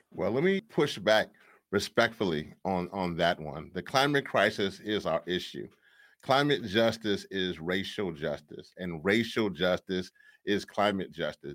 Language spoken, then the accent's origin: English; Louisiana, United States; I'm from Louisiana.